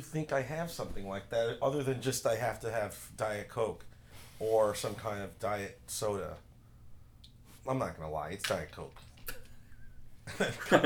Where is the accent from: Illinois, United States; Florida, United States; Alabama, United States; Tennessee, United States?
Illinois, United States; Chicago; I grew up in the west side of Chicago